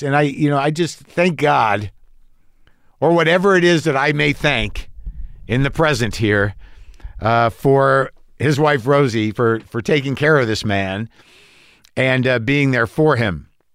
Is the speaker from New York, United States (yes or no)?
no; Albuquerque, New Mexico, United States; moved away; we grew up in Albuquerque, New Mexico